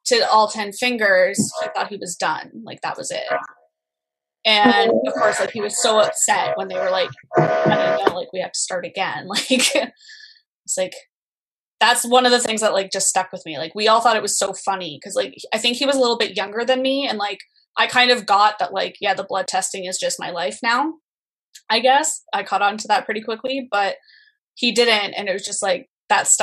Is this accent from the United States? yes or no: no; Canada; also born or lived in Ontario; I'm from Canada